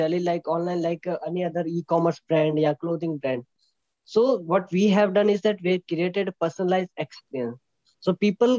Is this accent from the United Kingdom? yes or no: no; Jodhpur, Rajasthan, India; I'm from Jodhpur, Rajasthan